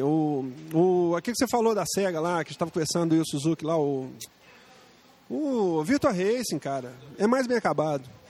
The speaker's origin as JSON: {"language": "Portuguese", "country": "Brazil", "said": "nós somos brasileiros"}